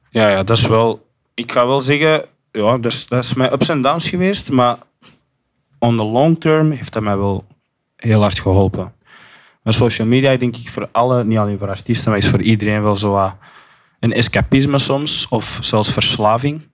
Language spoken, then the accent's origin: Dutch; Flanders, Belgium; accent: Flemish; ik ben Belgisch en Afrikaans opgevoed. En ik, weet van mezelf dat ik een goede Vlaams accent heb